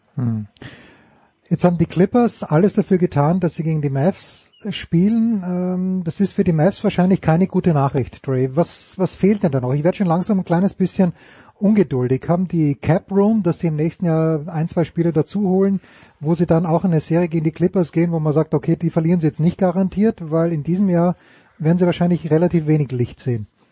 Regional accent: Austria; als Österreicher

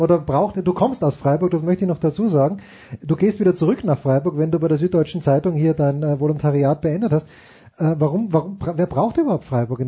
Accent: Austria; als Österreicher

